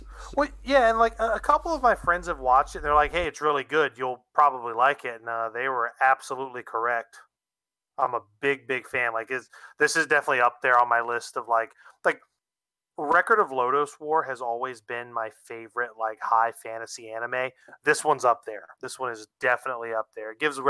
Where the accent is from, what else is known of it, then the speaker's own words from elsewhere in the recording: Norfolk, Virginia, United States; we had a little theater in my area where I grew up in Norfolk called the Narrow Theater, and they always showed anime.